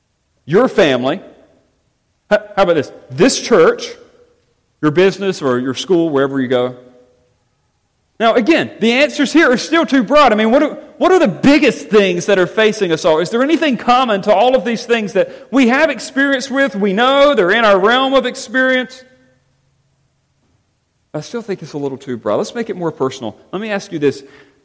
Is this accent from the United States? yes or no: no; England, United Kingdom; You know I'm English.